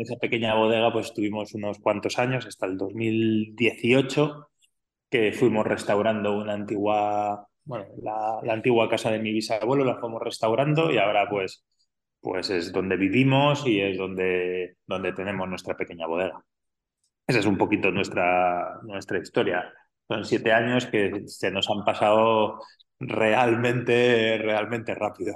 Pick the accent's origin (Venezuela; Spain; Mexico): Spain; Madrid, Community of Madrid; moved away as an adult; also born or lived in California / Australia / Douro, Portugal; now in Arribes del Duero, Spain; yo soy nacido y criado en Madrid, pero mi familia es de, Arribes